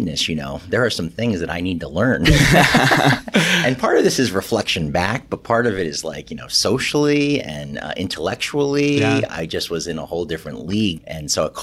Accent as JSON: {"language": "English", "town": "Poughkeepsie", "region": "New York", "country": "United States", "tie": "born or raised there", "also_born_or_lived": "Gettysburg, Pennsylvania", "moved": "as an adult", "lives_now": "Connecticut, United States", "said": "I grew up in just outside Poughkeepsie, New York"}